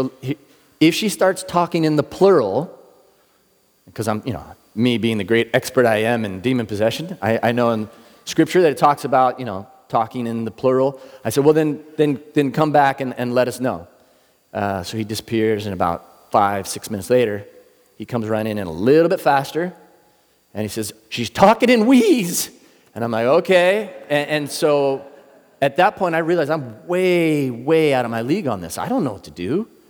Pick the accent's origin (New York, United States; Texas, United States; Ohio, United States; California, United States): California, United States; Ocean Beach; I'm actually from Ocean Beach. I lived there for a lot of years. We moved around a lot, but that's kind of what I consider home.